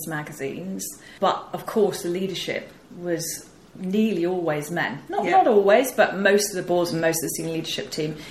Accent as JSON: {"language": "English", "area": "rural Yorkshire", "region": "Yorkshire and the Humber", "country": "United Kingdom", "tie": "born or raised there", "accent": "northern twang", "said": "I'm a northerner, as you can probably tell from the twang. I was brought up in Yorkshire."}